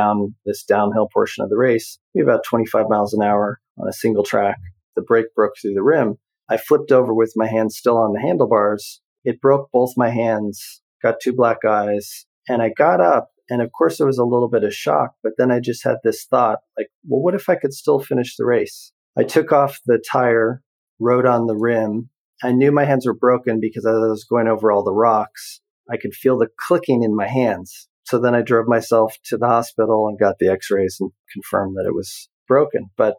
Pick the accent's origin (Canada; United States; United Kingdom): Canada; born there; Yeah, so I actually was born in Canada in the 70s, early 70s.